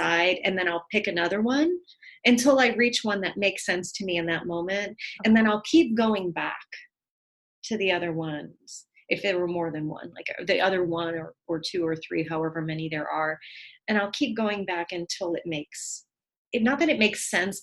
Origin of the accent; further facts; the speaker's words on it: New York City, New York, United States; being a daughter of immigrants and, you know, growing up in the Bronx